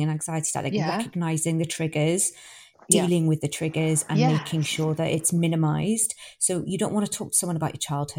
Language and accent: English; United Kingdom; It feels quite, indulgent. because we're British.